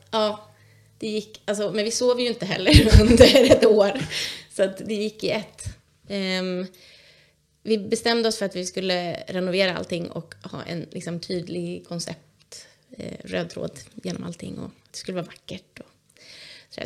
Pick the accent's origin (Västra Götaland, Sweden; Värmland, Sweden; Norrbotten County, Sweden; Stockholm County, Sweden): Stockholm County, Sweden; outside Stockholm; moved away as an adult; now in Vimmerby, Sweden; Jag är uppväxt utanför Stockholm